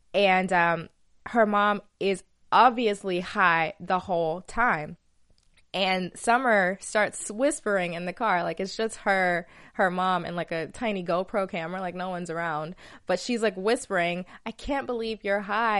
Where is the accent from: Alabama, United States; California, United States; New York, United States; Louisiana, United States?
Alabama, United States; accent: southern; moved away; I'm from Alabama